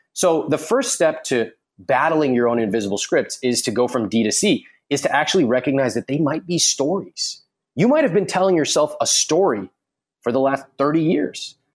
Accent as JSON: {"language": "English", "country": "United States", "said": "as an American"}